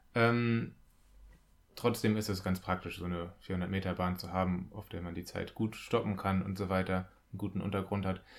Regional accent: North Rhine-Westphalia, Germany; bei uns in NRW

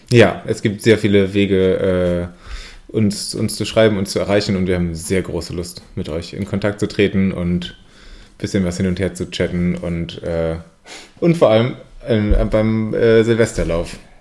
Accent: Siegen, North Rhine-Westphalia, Germany; bei uns in Siegen

